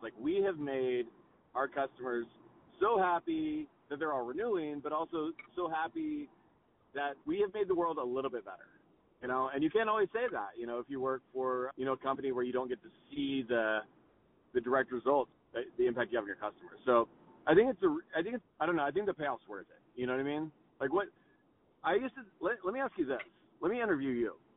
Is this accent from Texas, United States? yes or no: yes; Texas, United States; moved away; I grew up in Texas